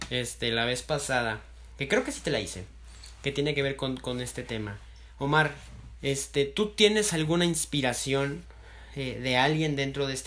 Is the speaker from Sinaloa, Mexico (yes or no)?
no; Mexico City, Mexico; Fíjate que dicen que también los chilangos hablamos con acento. No, no le encuentro. Aún no le encuentro el acento